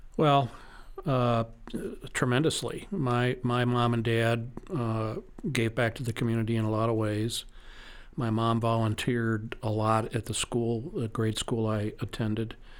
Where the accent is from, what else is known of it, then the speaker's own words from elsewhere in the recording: St. Louis, Missouri, United States; I was born and raised in Saint Louis, Missouri